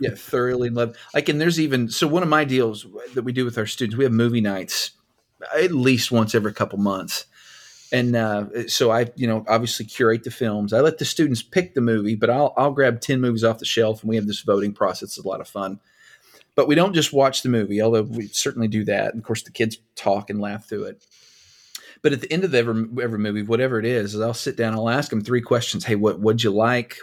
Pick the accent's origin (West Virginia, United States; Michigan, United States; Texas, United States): Texas, United States; Anson; I grew up in Anson, Texas